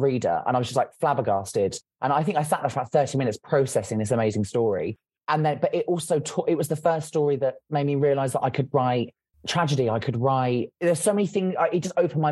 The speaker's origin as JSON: {"language": "English", "town": "Colchester", "region": "East of England", "country": "United Kingdom", "tie": "born or raised there", "said": "my hometown in Colchester"}